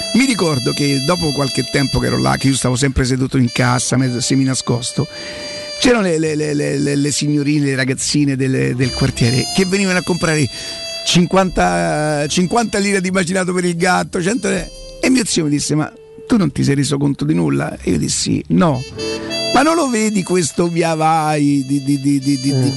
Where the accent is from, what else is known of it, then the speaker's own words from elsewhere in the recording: Rome, Lazio, Italy; also born or lived in Primavalle, Rome; Io veramente venivo da Viale Marconi